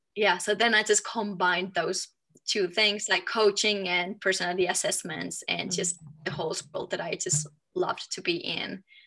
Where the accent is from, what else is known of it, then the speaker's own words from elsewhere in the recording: Finland; moved away as an adult; also born or lived in Germany / France; now in Denver, United States; I am from Finland